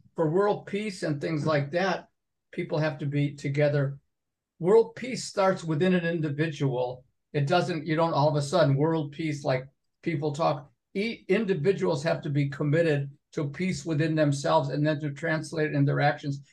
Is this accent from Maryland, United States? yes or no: no; Binghamton, New York, United States; moved away; also born or lived in Endicott, New York; I was born in Endicott because they didn't have room in the Binghamton Hospital, but I was living in Binghamton.